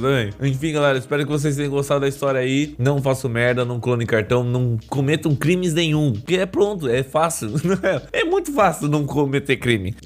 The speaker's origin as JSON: {"language": "Portuguese", "region": "Mato Grosso", "country": "Brazil", "moved": "yes", "said": "sou de Mato Grosso"}